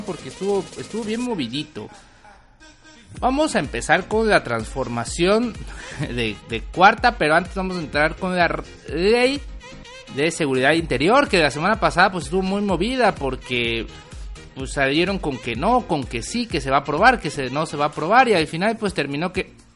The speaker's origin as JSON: {"language": "Spanish", "country": "Mexico", "said": "nuestro país"}